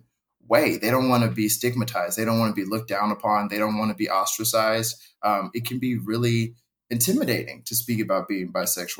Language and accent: English; Indianapolis, Indiana, United States; now in New York City, United States; I'm originally from Indianapolis, Indiana, but I now live in New York City